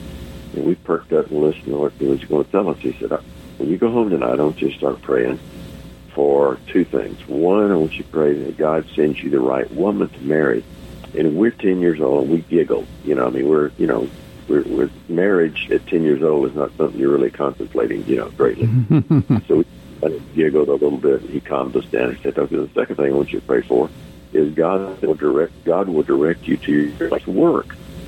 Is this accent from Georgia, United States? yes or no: yes; Norcross, Georgia, United States; I was 10 years old, and I grew up in Norcross, Georgia. So, you know, I'm kind of, I live right now, I live about 6 miles from where I grew up.